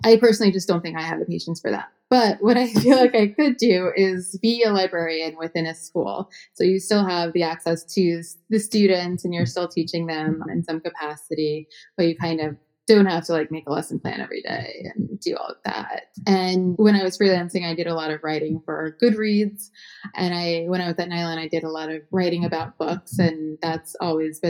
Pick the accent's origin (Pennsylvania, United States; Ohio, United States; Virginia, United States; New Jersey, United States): New Jersey, United States; I'm from New Jersey